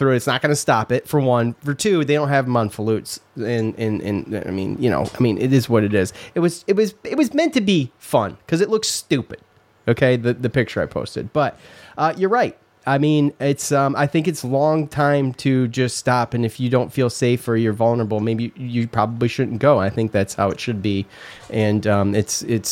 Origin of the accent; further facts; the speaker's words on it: Syracuse, New York, United States; moved away; We grew up in Syracuse.